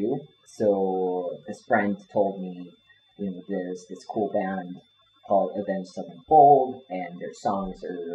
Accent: Japan

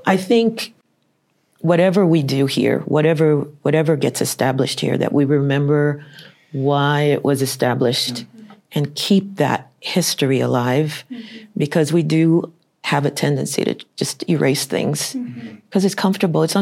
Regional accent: New York City, New York, United States; I grew up in New York City

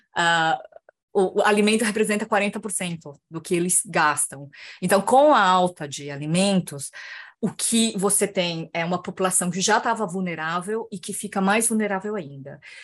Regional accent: Brazil; moved away as an adult; eu vivia como brasileira no Brasil

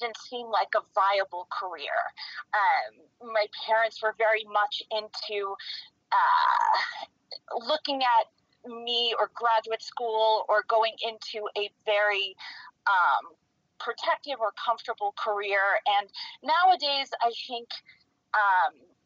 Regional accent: New York, United States; also born or lived in Western Massachusetts; now in Park City, United States; I grew up in New York

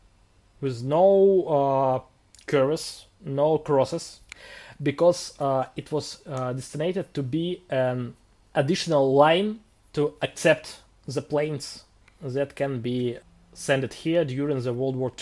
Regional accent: Russia; English is a second language; One take place in my hometown

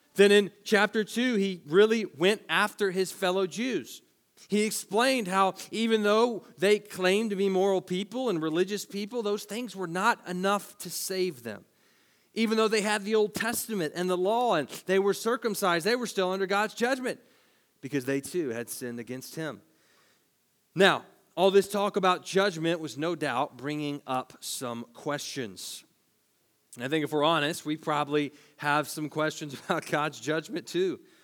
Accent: Tennessee, United States; we're from Tennessee

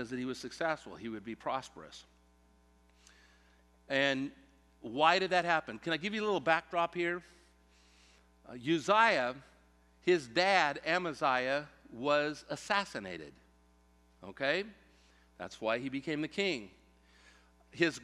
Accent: Central California, United States; growing up in Central California, around agriculture

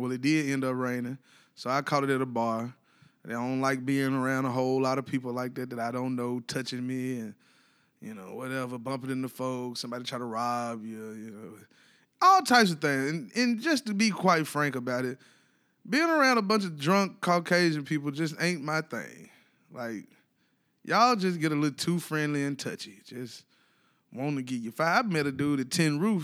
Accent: Ripley, Tennessee, United States; now in Nashville, United States; I'm from Ripley, Tennessee.

